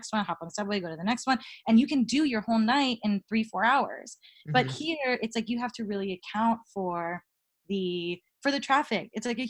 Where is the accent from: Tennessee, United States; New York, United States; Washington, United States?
New York, United States; moved away as an adult; It was just a year in September. So yeah, I moved there from New York.